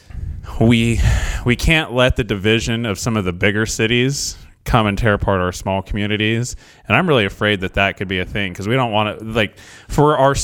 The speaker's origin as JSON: {"language": "English", "town": "Scio", "country": "United States", "tie": "born or raised there", "said": "I grew up in Scio"}